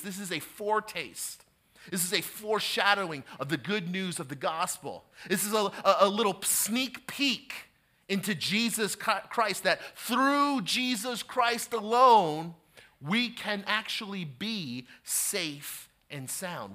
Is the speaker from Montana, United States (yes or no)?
no; New Jersey, United States; I have been born and raised in New Jersey